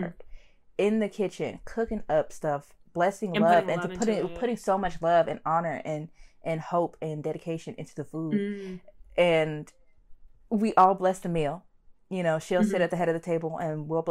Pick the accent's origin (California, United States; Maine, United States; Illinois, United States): Illinois, United States; Chicago; I'm from Chicago.